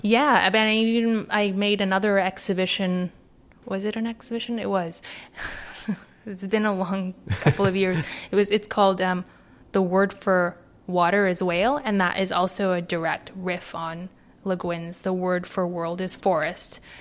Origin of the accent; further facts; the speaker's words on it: Vancouver, British Columbia, Canada; now in London, United Kingdom; I grew up in Vancouver.